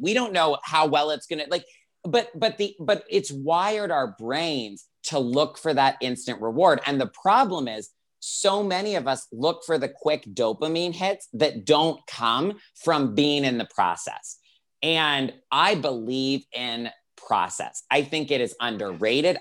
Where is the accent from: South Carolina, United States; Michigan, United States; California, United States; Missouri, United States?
South Carolina, United States; Greenville; moved away as an adult; now in Los Angeles, United States; I grew up in Greenville, South Carolina